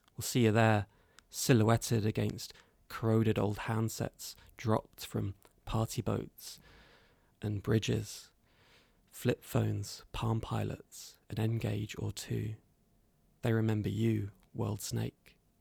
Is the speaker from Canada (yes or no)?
no; London, United Kingdom; modern London, uh, which is my hometown